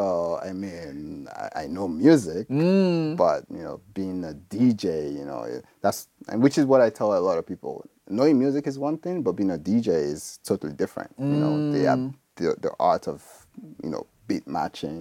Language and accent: English; Nigeria; moved away as an adult; I'm from Nigeria